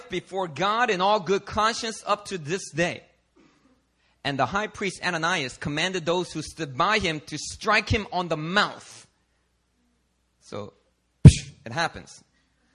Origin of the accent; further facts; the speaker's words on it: Philadelphia, Pennsylvania, United States; Growing up in Philadelphia, I mean, the streets, they are not nice to you